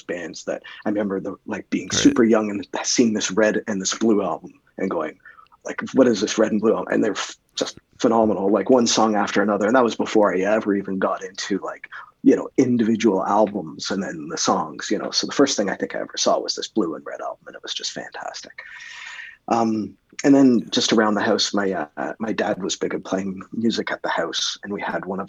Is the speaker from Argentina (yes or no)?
no; Canada; being Canadian